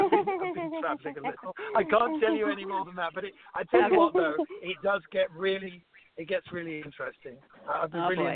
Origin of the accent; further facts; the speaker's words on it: United Kingdom; as a Brit